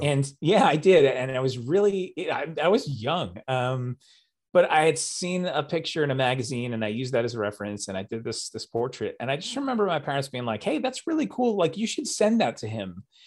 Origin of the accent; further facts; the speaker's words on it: New York City, New York, United States; also born or lived in New Jersey; I was born in Staten Island, and uh, or as we say there, Staten Island. It's kind of like one word, and lived there most of my life